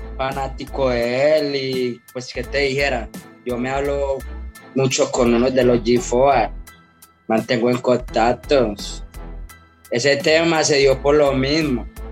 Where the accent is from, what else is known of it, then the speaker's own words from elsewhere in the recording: Medellín, Antioquia, Colombia; acá en mi barrio, se llama Cristo Rey, donde yo nací